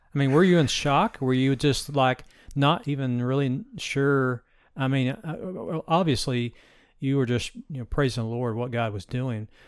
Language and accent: English; Bristol, United States; Bristol's my hometown